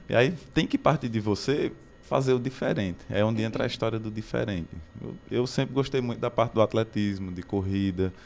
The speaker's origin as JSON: {"language": "Portuguese", "town": "Barbalha", "region": "Ceará", "country": "Brazil", "moved": "as an adult", "lives_now": "Crato, Brazil", "said": "comecei em Barbalha, sou de Barbalha, aí vim morar aqui no Crato"}